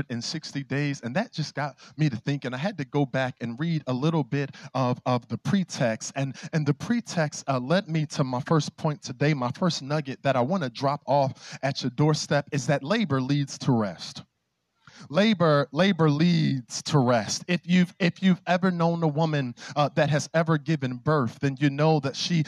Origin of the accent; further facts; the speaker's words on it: Philadelphia, Pennsylvania, United States; growing up in Philly